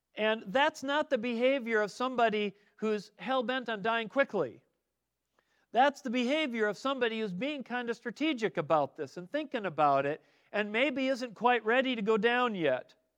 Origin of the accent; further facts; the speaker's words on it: Midwest, United States; now in Arizona, United States; as a kid growing up in the Midwest